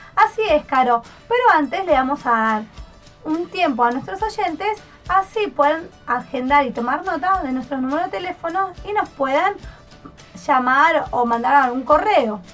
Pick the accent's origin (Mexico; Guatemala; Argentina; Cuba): Argentina; Neuquén; also born or lived in Tucumán / Buenos Aires; now in Antarctica; Nací en Tucumán, me crié en Neuquén, viví un tiempo en Buenos Aires